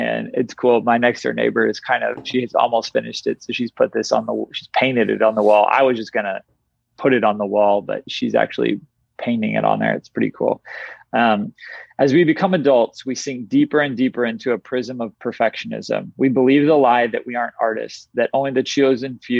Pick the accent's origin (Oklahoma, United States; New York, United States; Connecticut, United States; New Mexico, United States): Oklahoma, United States; Tulsa; growing up in Tulsa, Oklahoma